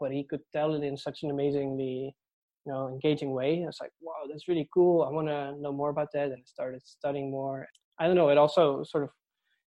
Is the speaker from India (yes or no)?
no; Netherlands; moved away as an adult; now in Dublin, Ireland; I'm from the Netherlands, and I moved to Dublin 3 years ago to pursue a PhD in UCD.